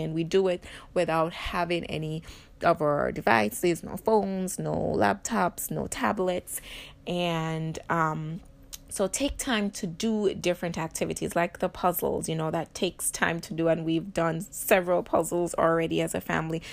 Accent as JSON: {"language": "English", "country": "Jamaica", "moved": "yes", "lives_now": "Illinois, United States", "said": "being Jamaican"}